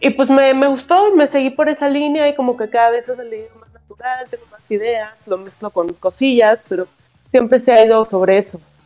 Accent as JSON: {"language": "Spanish", "region": "Mexico City", "country": "Mexico", "said": "soy de la Ciudad de México, soy guitarrista"}